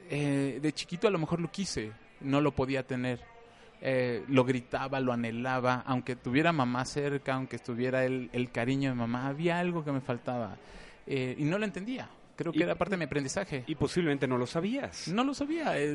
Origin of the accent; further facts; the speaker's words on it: Mexico City, Mexico; moved away as an adult; Nací en la Ciudad de, México.